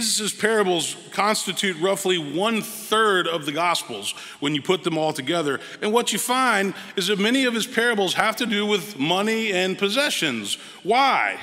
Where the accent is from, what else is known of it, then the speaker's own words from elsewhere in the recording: Memphis, Tennessee, United States; moved away; I'm originally from Memphis, Tennessee. Was born and raised in Memphis